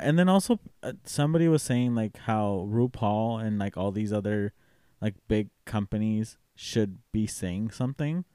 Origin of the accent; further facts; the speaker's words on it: Tennessee, United States; I'm from Tennessee